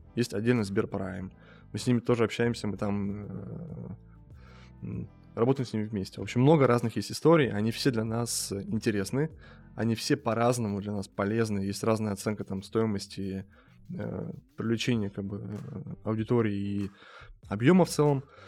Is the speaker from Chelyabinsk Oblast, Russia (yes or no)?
yes; Chelyabinsk Oblast, Russia; moved away; Сам я из, из Челябинской области, простой парень